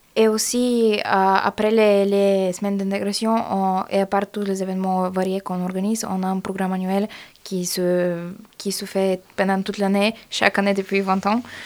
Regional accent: Bulgaria; French is a second language; now in Grenoble, France; Je suis bulgare de Bulgarie et je fais aussi mon licence ici

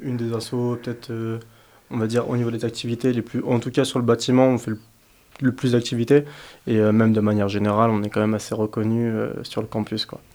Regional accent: France; now in Grenoble, France; je suis étudiant euh, français, donc de base, je suis pas de Grenoble

